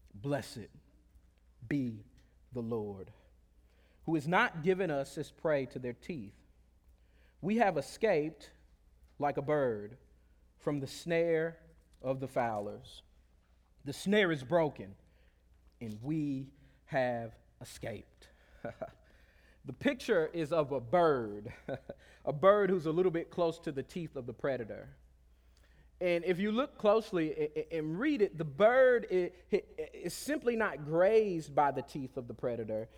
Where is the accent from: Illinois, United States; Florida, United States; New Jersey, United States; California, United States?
Florida, United States; Pensacola; moved away; I grew up on the Gulf Coast of Florida in a small country town, uh, uh, uh, uh, south of Alabama called Pensacola, Florida